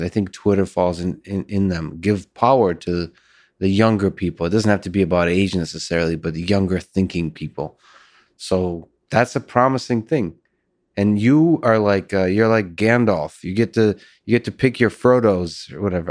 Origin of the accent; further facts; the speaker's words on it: Russia; moved away; I was born in Russia